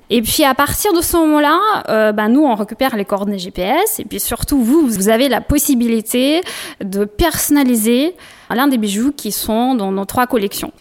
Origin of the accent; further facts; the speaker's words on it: Russia; French is a second language; moved away as an adult; also born or lived in Kyiv, Ukraine / Moscow, Russia; now in Bordeaux, France; Je serai toujours attachée euh, bah, à la Russie, à la région où je suis née, forcément, à Kiev, là où je fais mes études, à Moscou